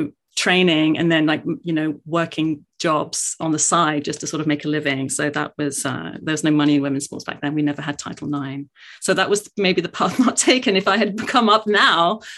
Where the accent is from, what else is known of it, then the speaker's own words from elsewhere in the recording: London, United Kingdom; I was born in South London, in Greenwich in South London, Irish immigrant parents. And that's where I grew up